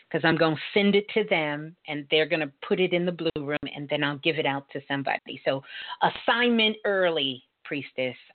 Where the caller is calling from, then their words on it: Union, New Jersey, United States; Union, New Jersey.